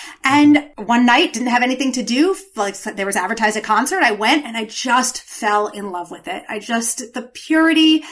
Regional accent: New York, United States; now in DC area, United States; I'm from New York

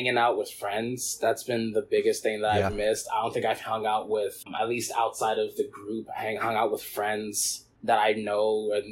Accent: Rochester, New York, United States; the U of R Yellow Jackets, and they're from my hometown

